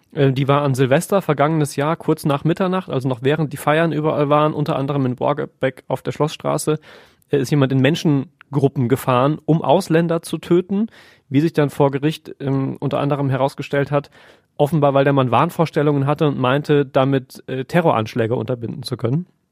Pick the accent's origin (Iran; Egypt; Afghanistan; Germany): Germany; bei uns in Deutschland